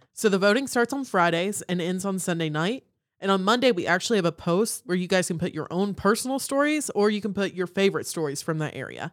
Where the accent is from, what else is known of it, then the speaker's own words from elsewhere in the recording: North Carolina, United States; I am from North Carolina